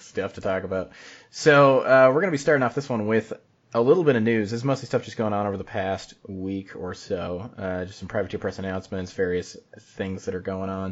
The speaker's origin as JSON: {"language": "English", "region": "Utah", "country": "United States", "said": "I'm from Utah."}